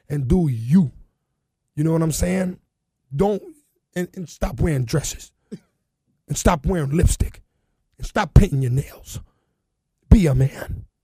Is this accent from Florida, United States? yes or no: yes; Carol City, Florida, United States; It was just about like I come from Carol City.